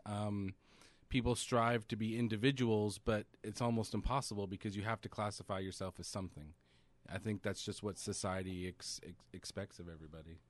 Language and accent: English; Central California, United States; I grew up in Central California